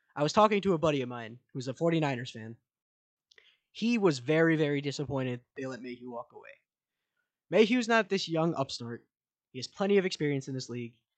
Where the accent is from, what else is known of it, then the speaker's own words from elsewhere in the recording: Manassas, Virginia, United States; grew up in right here in Manassas